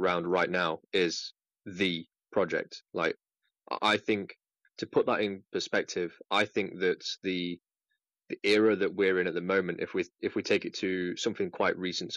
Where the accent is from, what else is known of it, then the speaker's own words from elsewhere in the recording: United Kingdom; As you've probably gathered from my accent, I'm from the UK